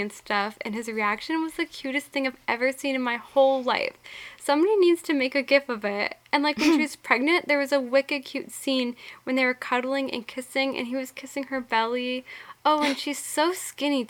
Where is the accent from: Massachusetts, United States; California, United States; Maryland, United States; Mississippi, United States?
Massachusetts, United States; Boston; we're from Boston